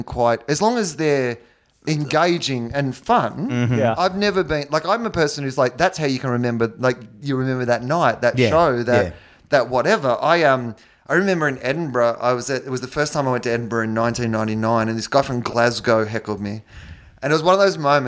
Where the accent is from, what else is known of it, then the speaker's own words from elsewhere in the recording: Australia; as an Australian